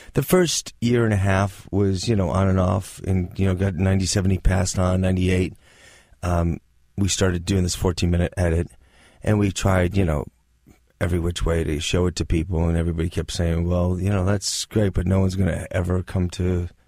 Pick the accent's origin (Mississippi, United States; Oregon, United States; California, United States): California, United States; Northridge; Well, I grew up in the Valley, in Northridge.